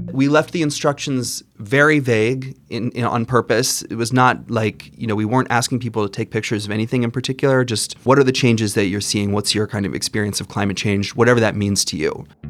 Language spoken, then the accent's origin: English; Arizona, United States; now in Washington, D.C., United States; I grew up in Arizona, but I live now here in Washington, D.C.